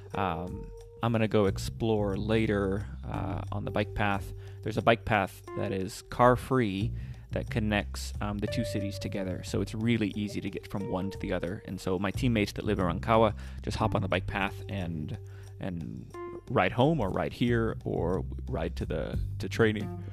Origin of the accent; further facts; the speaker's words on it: United States; my bad Spanish and my bad accent because I'm, I'm I'm a gringo